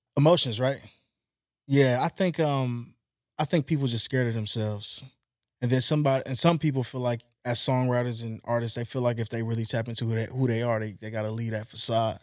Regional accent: Compton, California, United States; also born or lived in Long Beach; I'm from Long Beach, I'm from Compton. I was born in Compton

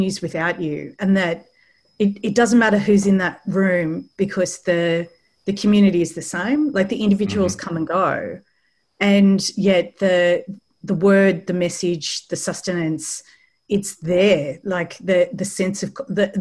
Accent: Australia; also born or lived in London; I'm from Australia

